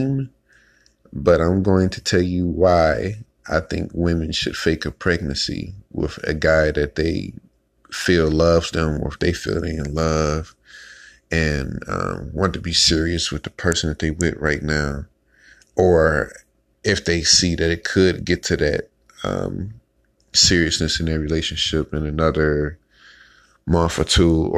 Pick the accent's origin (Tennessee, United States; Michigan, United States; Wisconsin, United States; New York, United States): Michigan, United States; Detroit; I grew up in Detroit, Michigan